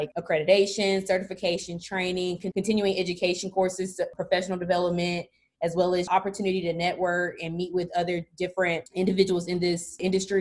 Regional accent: Birmingham, Alabama, United States; I'm from Birmingham, Alabama, born and raised

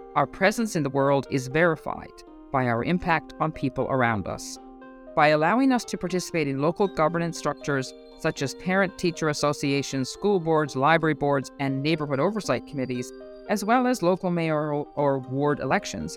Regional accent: Newfoundland and Labrador, Canada; moved away as an adult; as a Newfoundlander

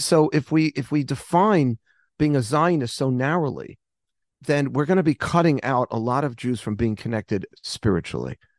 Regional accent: United States; I'm an American Jew

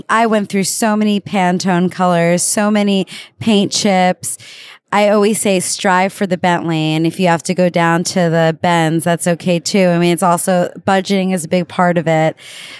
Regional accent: United States; now in Italy; And as an American, I am so happy to be here.

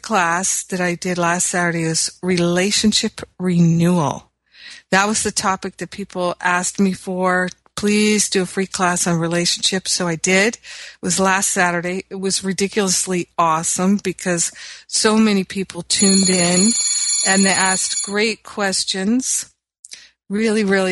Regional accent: Los Angeles, California, United States; in my hometown of Los Angeles

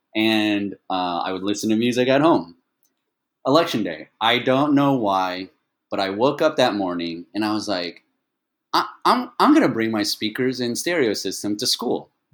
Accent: Dallas, Texas, United States; English is a second language; moved away as an adult; also born or lived in Taiwan / Atlanta, Georgia / Austin, Texas / Italy; now in Taipei, Taiwan; I grew up in Dallas, Fort Worth

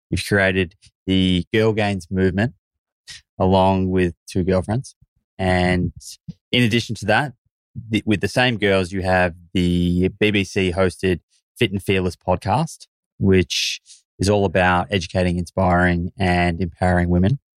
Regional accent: Yorkshire and the Humber, United Kingdom; born or raised there; now in London, United Kingdom

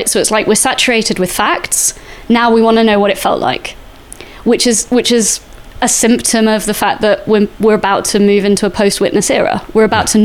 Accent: Salisbury, South West England, United Kingdom; I grew up in Salisbury

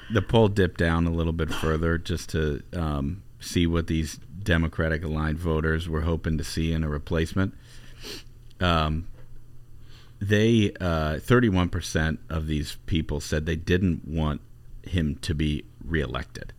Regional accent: Ohio, United States; grew up in Ohio

